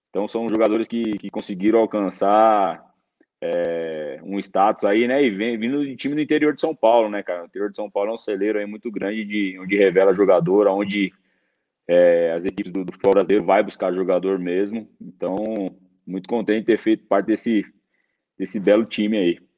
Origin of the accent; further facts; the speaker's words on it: Cochabamba, Bolivia; Mas eu sou de Cochabamba mesmo.